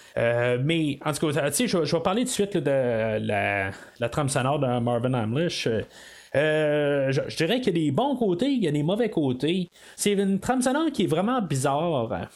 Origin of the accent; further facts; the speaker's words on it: Quebec, Canada; quand on vient du Québec